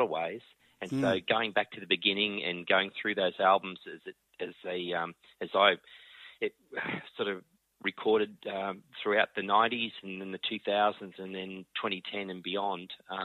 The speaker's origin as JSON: {"language": "English", "town": "Albury", "region": "New South Wales", "country": "Australia", "tie": "born or raised there", "also_born_or_lived": "Corryong, Victoria", "said": "I was born in Corryong, up near where the Murray River begins. And as a little boy, mum and dad moved down to Albury. And I spent my formative"}